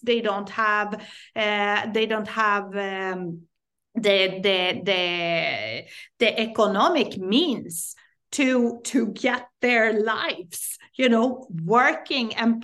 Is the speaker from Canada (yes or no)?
no; Sweden; I am Swedish. I grew up in Sweden